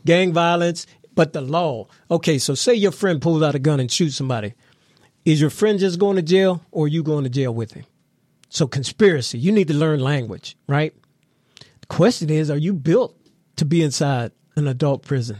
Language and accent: English; McKeesport, Pennsylvania, United States; also born or lived in Washington, D.C. / Los Angeles; I'm from Mc-, McKeesport, born and raised